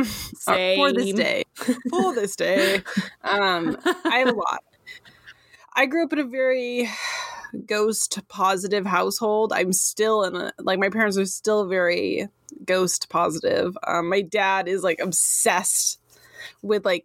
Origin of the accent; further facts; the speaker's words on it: Sonoma County, California, United States; I grew up in Sonoma County in California.